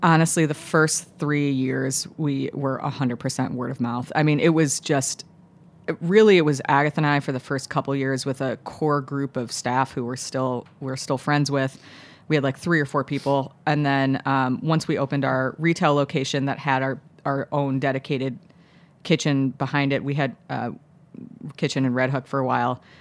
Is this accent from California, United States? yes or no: no; Chicago, Illinois, United States; now in New York, United States; I grew up in the suburbs of Chicago